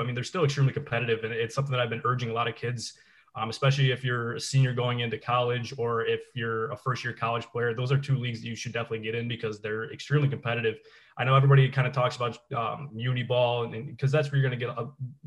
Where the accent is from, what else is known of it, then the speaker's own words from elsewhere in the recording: North Tonawanda, New York, United States; I'm from North Tonawanda, a graduate of North Tonawanda High School.